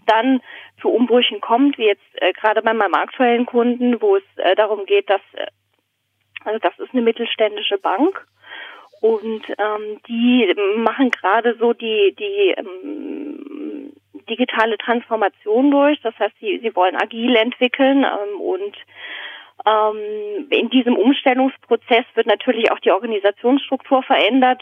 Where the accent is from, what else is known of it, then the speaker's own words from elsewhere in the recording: Southern Germany, Germany; moved away as an adult; also born or lived in Berlin; now in Basel, Switzerland; in Süddeutschland aufgewachsen